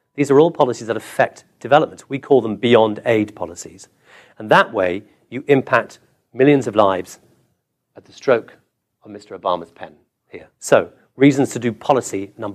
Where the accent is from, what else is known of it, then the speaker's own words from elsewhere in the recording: England, United Kingdom; also born or lived in Calcutta, India; now in Washington, D.C., United States; I'm English.